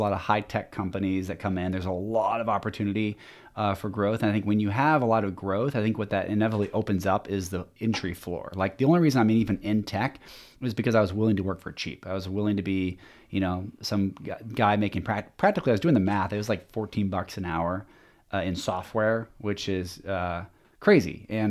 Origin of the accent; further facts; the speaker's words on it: Lynnwood, Washington, United States; also born or lived in Shoreline; but now I was born in Shoreline, Washington. And then we moved, up to Linwood. And then, from there I went to college and PLU, and, I know I'm skipping around quite a bit, but my entire life has been in Washington.